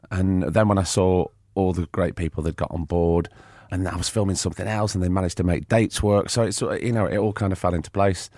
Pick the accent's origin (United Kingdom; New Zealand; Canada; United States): United Kingdom; Blackpool, North West England; growing up in Blackpool, the way I did